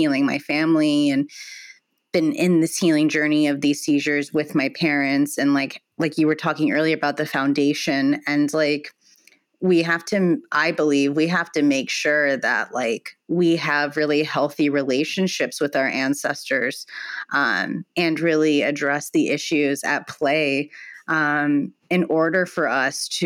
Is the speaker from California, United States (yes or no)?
yes; Palm Springs, California, United States; I grew up here in Palm Springs